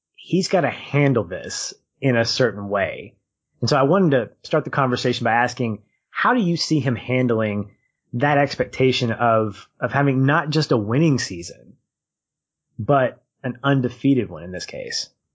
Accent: Arkansas, United States; you and I, we're from Arkansas

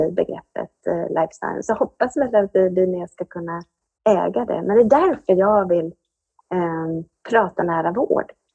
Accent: Anderstorp, Jönköping County, Sweden; Jag kommer från Anderstorp i Småland

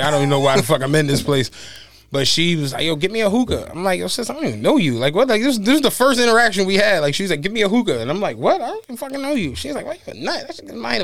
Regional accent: Philadelphia, Pennsylvania, United States; also born or lived in Georgia / Virginia; now in South Carolina, United States; I'm from Philly.

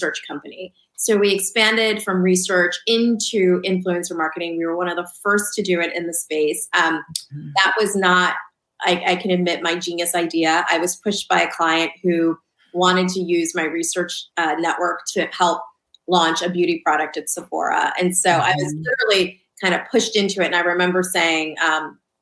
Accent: suburban New Jersey, United States; also born or lived in Lancaster, Pennsylvania; Then my family moved to Southern New Jersey. So I was raised in suburban

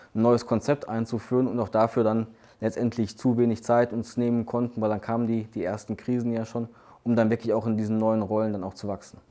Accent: Duisburg, North Rhine-Westphalia, Germany; Ich bin ähm, gebürtiger Duisburger, habe auch in Duisburg studiert

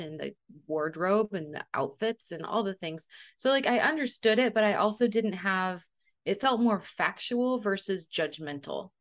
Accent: Central Valley, California, United States; also born or lived in Colorado; we moved to the Central Valley when I was four and a half.

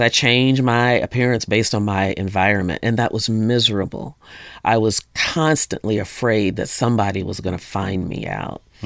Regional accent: Jonesboro, Arkansas, United States; also born or lived in Honolulu, Hawaii; Ended up in Jonesboro, Arkansas, which I grew up mainly there

